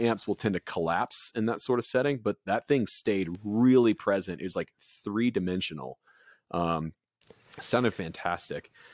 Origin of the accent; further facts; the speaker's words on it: Goose Creek, South Carolina, United States; I was born in Goose Creek.